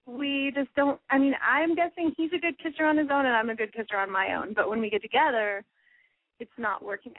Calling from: Dallas, Texas, United States; I'm calling from Texas.

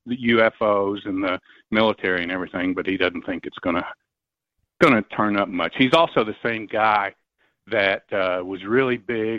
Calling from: Knoxville, Tennessee, United States; I'm calling from Knoxville, Tennessee, and that crash actually happened like about a mile from my house.

